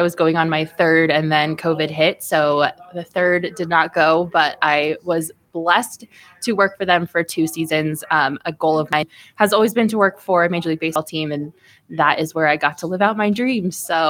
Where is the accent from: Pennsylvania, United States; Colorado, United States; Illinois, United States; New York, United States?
Colorado, United States; Colorado Springs; now in Denver, United States; I grew up in Colorado. So I grew up about an hour and a half away from here in Colorado Springs.